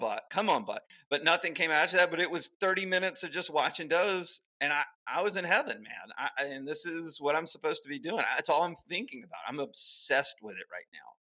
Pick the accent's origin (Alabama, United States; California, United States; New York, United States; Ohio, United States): Alabama, United States; I grew up in Alabama